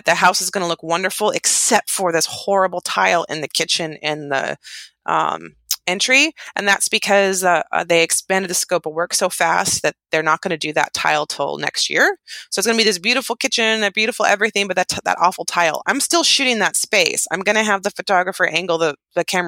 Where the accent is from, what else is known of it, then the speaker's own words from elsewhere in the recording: outside of Yosemite National Park, California, United States; I grew up outside of Yosemite National Park, which is really close